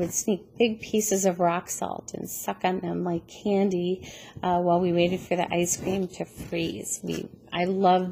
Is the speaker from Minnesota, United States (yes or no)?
yes; Schroeder, Minnesota, United States; now in Annandale, United States; I grew up on the North Shore of Lake Superior, just 1 mile inland from the lake in a really small town called Schroeder, Minnesota